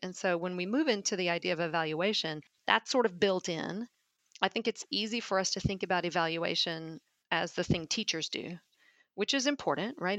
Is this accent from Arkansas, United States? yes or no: yes; Little Rock, Arkansas, United States; moved away as an adult; also born or lived in Memphis, Tennessee; now in Saint Louis, United States; I grew up in Little Rock, Arkansas, in a most of the time working class family.